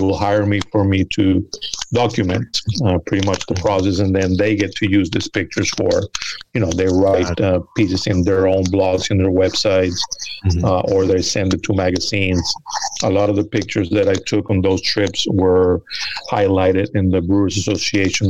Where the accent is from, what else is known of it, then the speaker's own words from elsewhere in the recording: Venezuela; also born or lived in United States; now in New York, United States; I was born here in the United States, but I grew up in Venezuela and I moved back um, almost 30 years ago. Moved back, and I've been in New York for a little over 20.